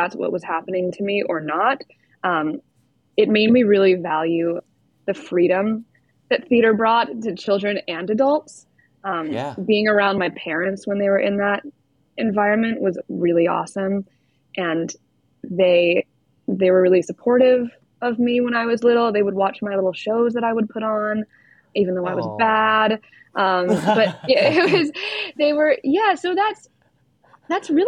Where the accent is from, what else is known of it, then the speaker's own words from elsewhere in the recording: Winchester, Massachusetts, United States; I'm from Boston. Well, right outside Boston, Winchester, Mass